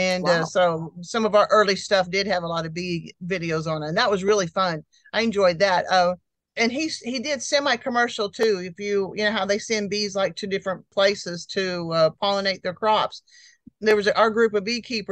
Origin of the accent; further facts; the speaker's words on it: Tulsa, Oklahoma, United States; moved away as an adult; also born or lived in Fairbanks, Alaska / Texas / California; I was born in Tulsa